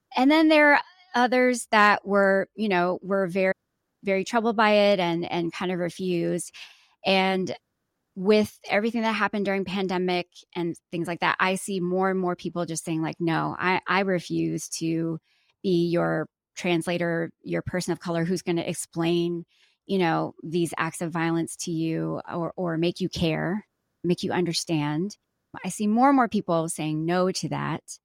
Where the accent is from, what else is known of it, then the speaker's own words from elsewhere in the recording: Atlanta, Georgia, United States; I was born and raised here. I was raised mostly mostly in the South. I'm from Atlanta, so I'm very Southern through and And uh, through.